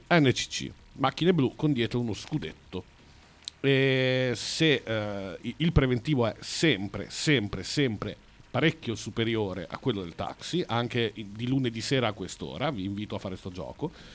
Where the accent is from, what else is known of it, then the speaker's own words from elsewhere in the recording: Bologna, Emilia-Romagna, Italy; Sono della Pescarola, che è ancora dopo.